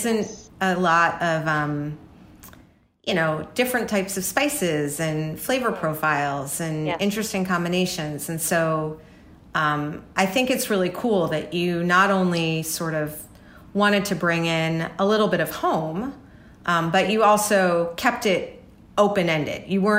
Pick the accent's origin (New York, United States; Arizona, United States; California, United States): New York, United States; I grew up in New York.